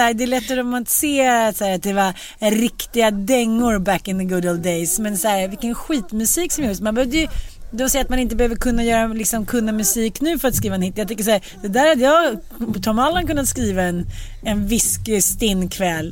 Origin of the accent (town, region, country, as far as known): Sweden; also born or lived in United States